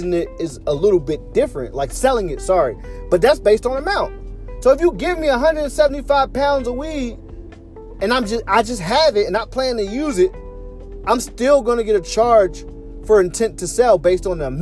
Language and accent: English; Philadelphia, Pennsylvania, United States; I'm from Philly